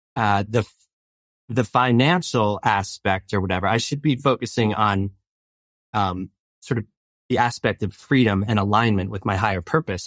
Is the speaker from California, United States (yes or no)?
no; East Coast, New Jersey, United States; moved away as an adult; I grew up on the East Coast